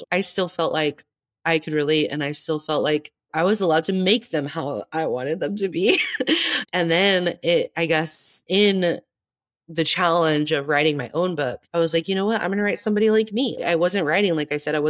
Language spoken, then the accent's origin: English; Tempe, Arizona, United States; I grew up in Tempe. I live in Tempe still. All my family lives here. I've been here my whole life